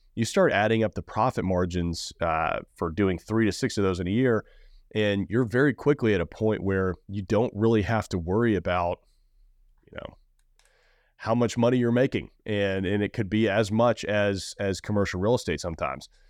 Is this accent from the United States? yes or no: yes; Nashville, Tennessee, United States; I'm from Nashville. I've been here my entire life